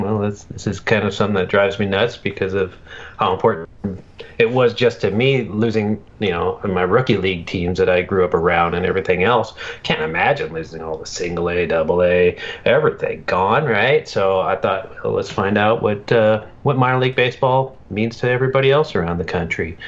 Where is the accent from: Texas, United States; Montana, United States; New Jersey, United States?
Montana, United States; moved away as an adult; also born or lived in Billings, Montana; now in Washington State, United States; I'm living out in Washington State now, but I'm a Montana guy, born and raised near the Canadian border.